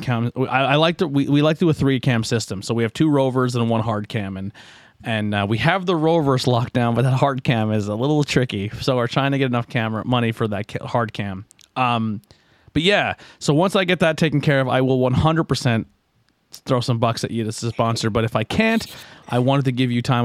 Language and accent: English; Schuylkill County, Pennsylvania, United States; that's kind of where we're from